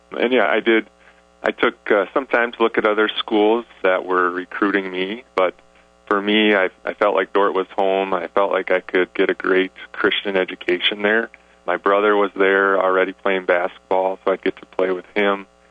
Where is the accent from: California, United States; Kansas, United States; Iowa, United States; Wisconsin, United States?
Iowa, United States; Sioux Center; now in Sioux Falls, United States; I grew up in uh, Sioux Center